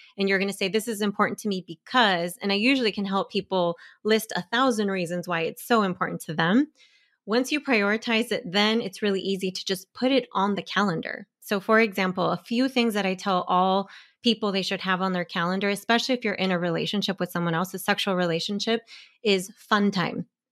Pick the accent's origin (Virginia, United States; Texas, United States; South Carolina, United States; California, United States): California, United States; Bay Area; I'm from the Bay Area